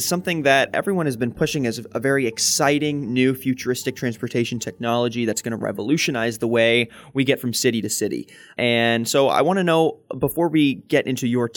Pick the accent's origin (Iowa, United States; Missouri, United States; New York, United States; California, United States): Missouri, United States; I'm from the Missouri area. I went to school at the University of Missouri